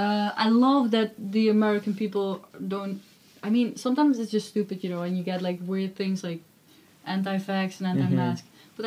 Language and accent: English; Netherlands; I'm from the Netherlands, you know? Everything is so small here. Everything's flat.